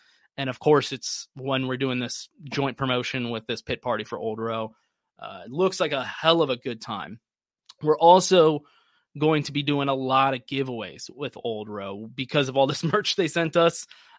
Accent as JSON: {"language": "English", "region": "Texas", "country": "United States", "tie": "born or raised there", "said": "as a Texan, somebody that has grown up in Texas"}